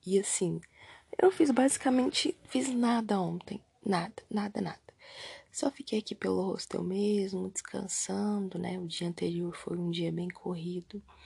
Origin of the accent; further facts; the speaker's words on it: Brazil; se eu era do Brasil mesmo. Eu falei que sim